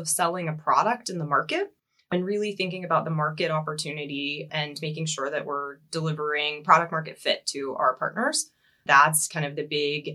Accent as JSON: {"language": "English", "town": "Seattle", "region": "Washington", "country": "United States", "moved": "as an adult", "lives_now": "Germany", "said": "I do come from the US, if you can't tell from the accent. So I relocated from Seattle, Washington, 2.5 years ago to Germany."}